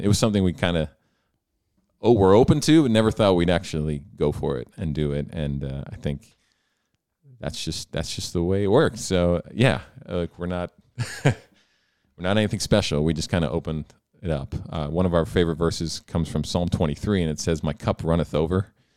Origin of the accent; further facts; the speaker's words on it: Selinsgrove, Pennsylvania, United States; I grew up in Sealham's Grove, which is right, right down the road, rival of Danville in many ways